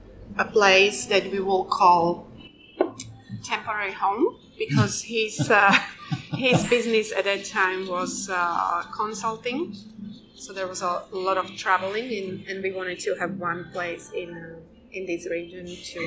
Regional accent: Slovakia; now in Phuket, Thailand

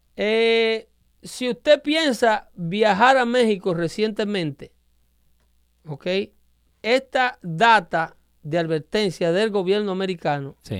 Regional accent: Dominican Republic; yo como dominicano

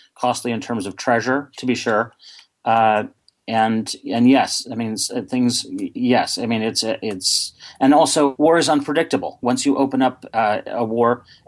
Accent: United States; also born or lived in London; as an American

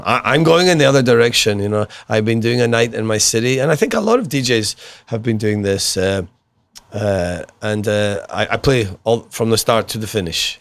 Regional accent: Glasgow, Scotland, United Kingdom; I was brought up in Glasgow

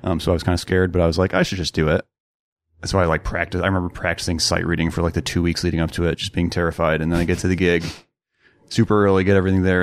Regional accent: Rochester, Minnesota, United States; moved away as an adult; now in Iowa City, United States; I was born in Iowa City, um, okay. and then grew up in Rochester, Minnesota

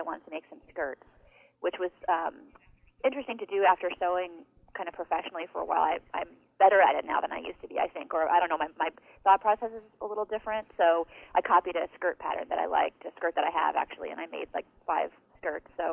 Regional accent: Western New York, United States; now in Seattle, United States; I grew up in Western New York, so we're really far away

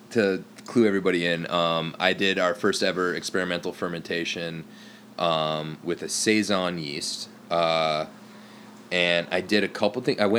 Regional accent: Upper Midwest, United States; now in Bay Area, United States; we are we are not Bay Area natives, and we are honestly, I'm from the Upper Midwest.

